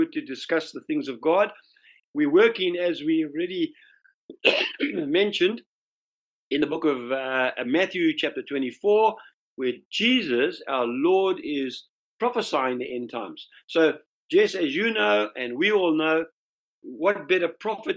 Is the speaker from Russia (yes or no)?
no; South Africa; moved away; In South Africa, we say sarmies